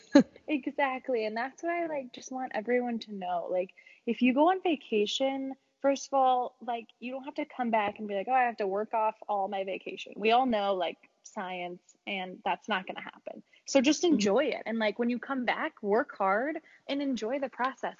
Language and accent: English; Chicago, Illinois, United States; moved away; until I moved away from Chicago